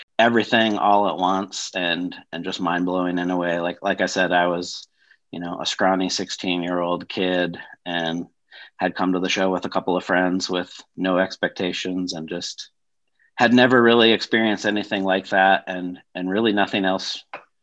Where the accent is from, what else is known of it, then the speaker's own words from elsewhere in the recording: Denver, Colorado, United States; also born or lived in Washington, D.C.; I'm from Denver, Colorado.